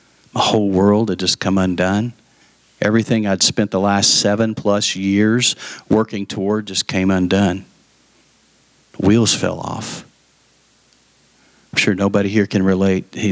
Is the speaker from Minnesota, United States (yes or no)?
no; Lubbock, Texas, United States; moved away as an adult; also born or lived in Dallas-Fort Worth, Texas; I went back to Lubbock, to my hometown